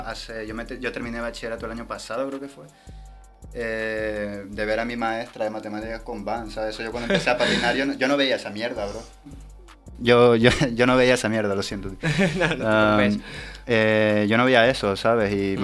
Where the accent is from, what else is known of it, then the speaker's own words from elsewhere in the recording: Tenerife, Canary Islands, Spain; moved away as an adult; also born or lived in Peru; now in Madrid, Spain; vengo de Tenerife, eh, soy nacido peruano, pero criado en Tenerife